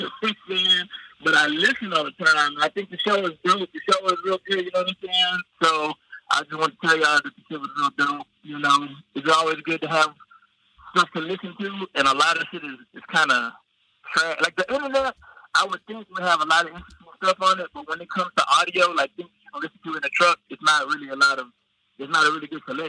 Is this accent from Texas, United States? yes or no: yes; Houston, Texas, United States; Yeah, it says Humble, Texas, but I'm actually from Houston